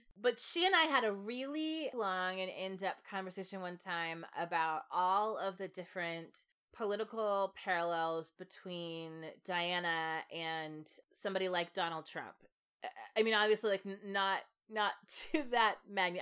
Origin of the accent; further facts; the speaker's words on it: United States; as an American